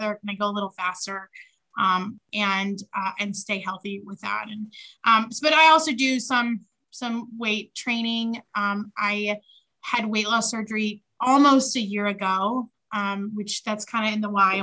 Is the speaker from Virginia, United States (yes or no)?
yes; Gloucester, Virginia, United States; now in Chesapeake, United States; I am originally from Gloucester, Virginia, so not too far from where I reside now. I'm in Chesapeake